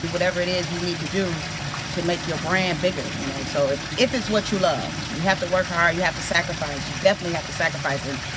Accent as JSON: {"language": "English", "town": "Detroit", "region": "Michigan", "country": "United States", "moved": "yes", "said": "I'm from Detroit, so I got a lot of connects in Detroit"}